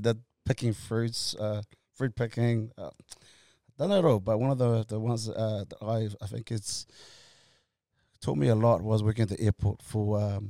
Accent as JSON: {"language": "English", "region": "Auckland", "country": "New Zealand", "tie": "born or raised there", "said": "So I left awesome school, Mangere College. I grew up in South"}